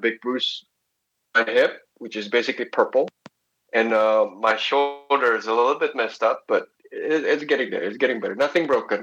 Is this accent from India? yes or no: no; Indonesia; I'm born and raised in Indonesia, but uh, family blood comes from China